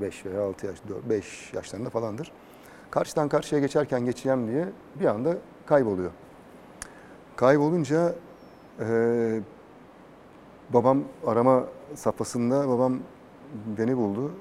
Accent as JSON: {"language": "Turkish", "region": "Istanbul", "country": "Turkey", "tie": "born or raised there", "also_born_or_lived": "Adapazarı, Sakarya / Doğançay, Geyve, Sakarya", "said": "Gültepe'de, mahallede büyüdüm."}